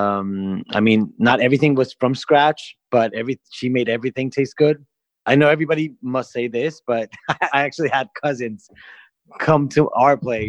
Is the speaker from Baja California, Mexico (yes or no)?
yes; Tijuana, Baja California, Mexico; also born or lived in Mexicali, Mexico / San Diego, United States; I was born in Mexicali, but I was here before I was one